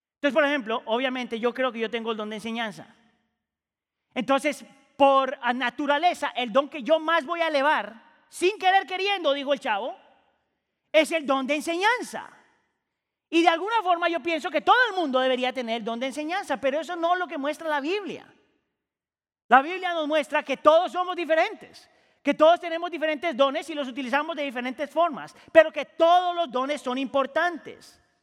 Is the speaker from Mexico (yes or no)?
no; Colombia; also born or lived in Ecuador / Chile; la gran mayoría de mi vida viví en Colombia, yo muchas veces me considero más colombiano que cualquier otra cosa.